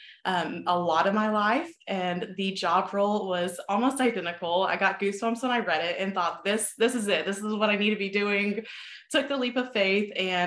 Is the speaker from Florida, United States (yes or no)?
no; Texas, United States; I born and raised in Texas, still live here on my own little ranch now.